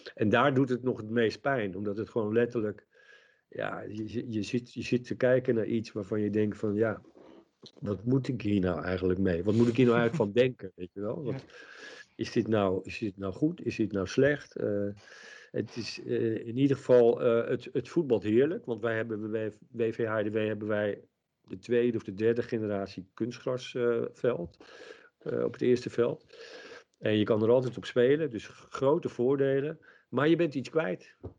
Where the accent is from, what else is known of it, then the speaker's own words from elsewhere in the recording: Leimuiden, South Holland, Netherlands; In Muiden in het dorp waar ik geboren ben.